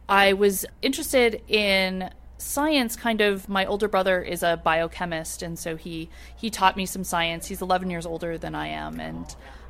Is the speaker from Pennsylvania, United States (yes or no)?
yes; Pennsylvania, United States; I'm from Pennsylvania